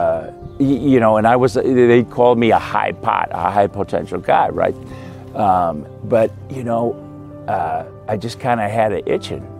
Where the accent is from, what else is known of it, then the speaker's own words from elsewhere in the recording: Midwest, United States; I grew up in the Midwest, great Midwestern values